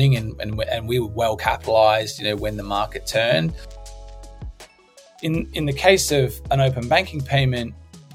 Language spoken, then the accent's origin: English; Australia; I'm from Australia